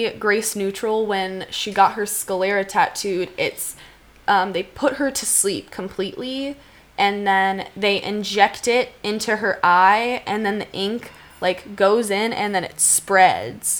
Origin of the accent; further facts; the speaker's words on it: Cleveland, Ohio, United States; moved away; I grew up in Cleveland, Ohio